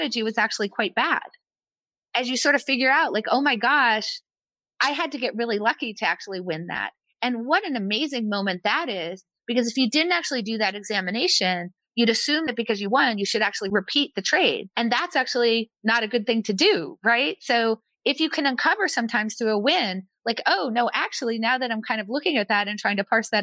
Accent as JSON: {"language": "English", "country": "United States", "tie": "born or raised there", "said": "I was born in America"}